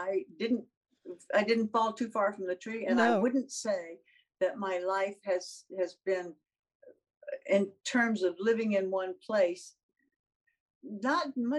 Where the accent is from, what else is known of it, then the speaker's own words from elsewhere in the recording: the South, United States; being a Southerner.